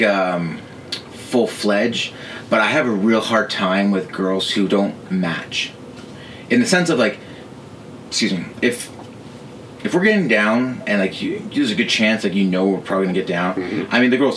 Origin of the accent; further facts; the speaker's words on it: Canada; growing up in Canada